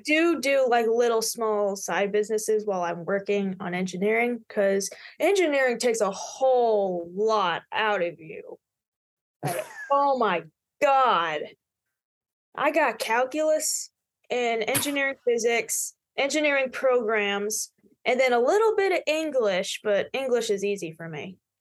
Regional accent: Tullahoma, Tennessee, United States; also born or lived in Knoxville, Tennessee; I was born and raised in Tullahoma, Tennessee

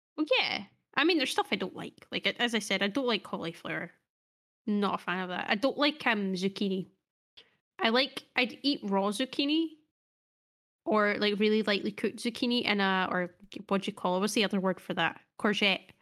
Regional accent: Scotland, United Kingdom; we're Scottish.

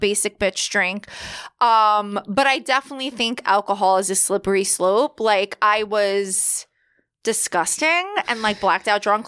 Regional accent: New York, United States; I grew up in New York

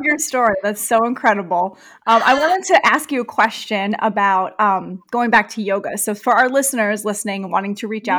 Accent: New York City, New York, United States; accent: heavy New York; moved away; I'm from New York. I'm from Queens, so okay. I've got the heavy accent too

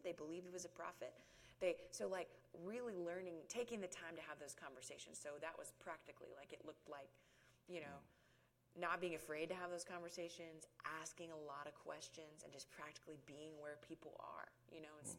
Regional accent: Guyton, Georgia, United States; also born or lived in Oklahoma City, Oklahoma; now in Roswell, United States; I was born in Oklahoma City and grew up in very rural South Georgia for most of my life. We moved down here when I was about eight years old, so I lived in Guyton

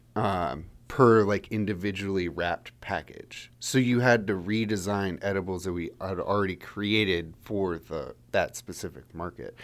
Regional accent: Frederick, Maryland, United States; moved away as an adult; also born or lived in Santa Barbara, California; I grew up in Frederick, Maryland, which is one of the reasons why Wanderer's based here

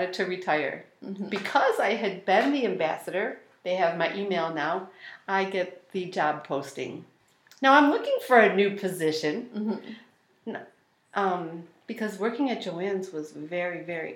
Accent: Elma, New York, United States; I grew up in Elma

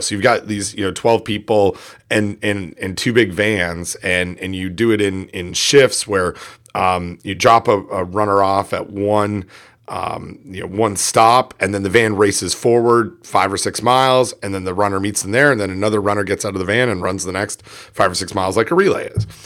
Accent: Canada; I'm Canadian

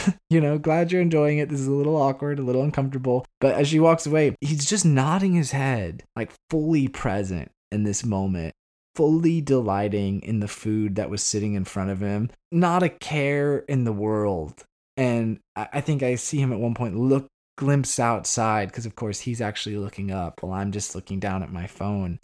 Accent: Arizona, United States; moved away as an adult; also born or lived in Chicago; now in Northern Ireland; I moved out of town from Arizona where I was junior high, high school. And I went to Chicago

